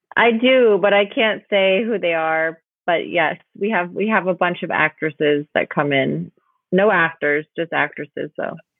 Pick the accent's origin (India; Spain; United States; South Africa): United States; Los Angeles, California; moved away as an adult; also born or lived in New York / Austin, Texas; I was born in New York, raised in Los Angeles, and then in New York for 10 years